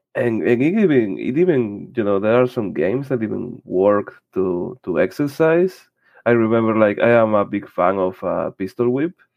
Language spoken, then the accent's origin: English; Spain; I'm from Spain